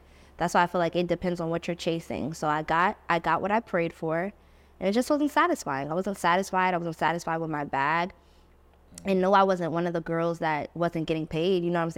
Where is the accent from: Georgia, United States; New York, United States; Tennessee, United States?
New York, United States; It's like, we're from New York.